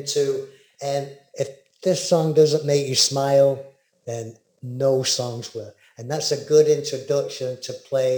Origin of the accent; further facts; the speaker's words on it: England, United Kingdom; I'm English